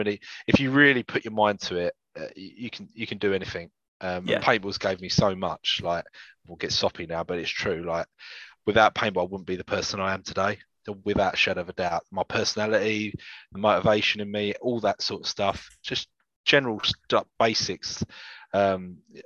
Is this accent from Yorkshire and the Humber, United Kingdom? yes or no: no; London, United Kingdom; I'm from North London, in Infield particularly